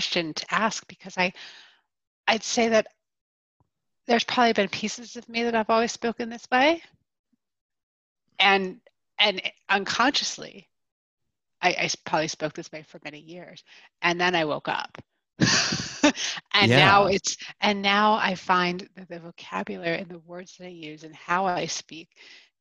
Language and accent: English; East Coast, United States; moved away as an adult; also born or lived in Pennsylvania; now in Colorado, United States; I'm originally from the East Coast.